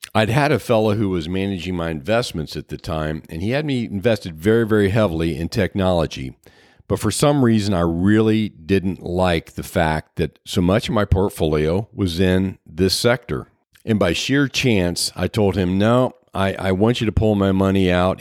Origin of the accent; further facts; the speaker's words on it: Southwest Ohio, United States; now in Sarasota, United States; I was born in Southwest Ohio, and in my formative years, I grew up on a five hundred acre farm